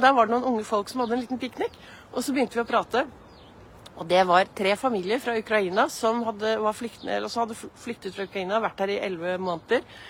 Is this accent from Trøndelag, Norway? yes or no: no; Oslo, Norway; Jeg gikk så mye i Frognerparken